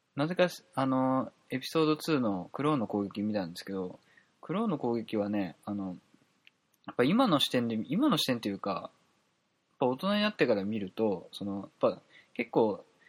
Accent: Kansai, Japan; accent: Kansai dialect; 関西弁が出て

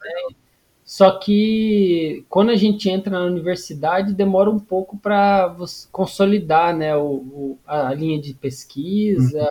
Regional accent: Paraná, Brazil; moved away as an adult; also born or lived in Curitiba; now in Natal, Brazil; eu sou do Paraná

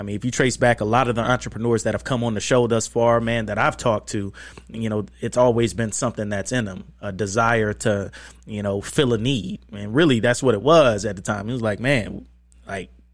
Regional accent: Huntsville, Alabama, United States; now in Atlanta, United States; I'm from Alabama, Huntsville

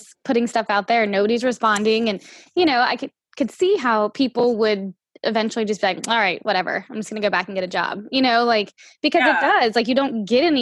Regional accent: New Orleans, Louisiana, United States; moved away as an adult; also born or lived in North Carolina; now in Oregon, United States; I grew up outside of New Orleans

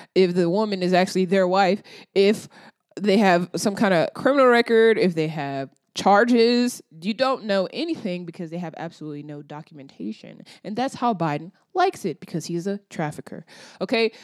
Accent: Texas, United States; I'm from Texas

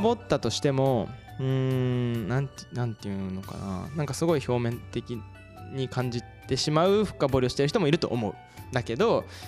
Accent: Izumo, Shimane, Japan; moved away as an adult; also born or lived in Osaka; now in Kasai, Japan; 地元が島根県出雲市なんですけど

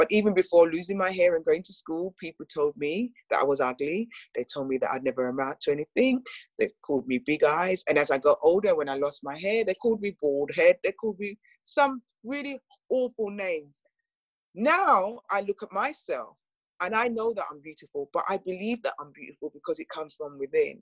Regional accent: England, United Kingdom; a British born black woman, the first generation in the UK

